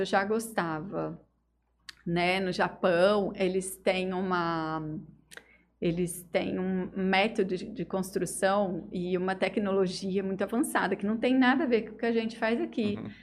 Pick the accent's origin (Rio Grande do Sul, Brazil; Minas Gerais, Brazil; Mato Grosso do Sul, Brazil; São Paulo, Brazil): São Paulo, Brazil; Estrela d'Oeste; moved away as an adult; now in Jales, Brazil; Eu vim de Estrela do Oeste